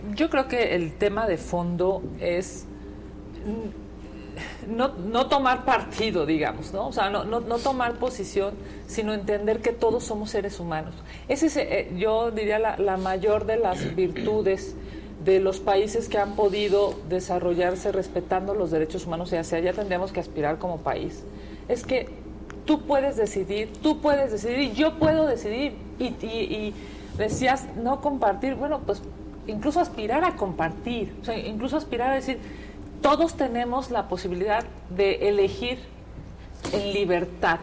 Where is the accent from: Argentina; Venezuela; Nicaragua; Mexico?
Mexico; Mexico City; yo soy de la Ciudad de México